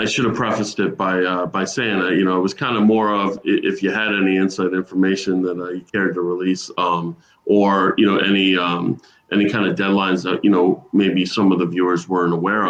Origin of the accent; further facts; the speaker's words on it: Boca Raton, Florida, United States; You know, I grew up here in Boca.